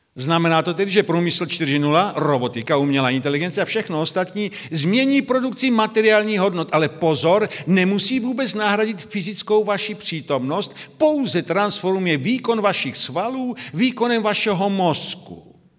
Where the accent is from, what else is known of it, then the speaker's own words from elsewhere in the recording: Brno, South Moravian Region, Czechia; now in Slovakia; Já jsem z Brna, by to bylo zřejmé, tedy jsem Moravák narozením, pak žijí na Slovensku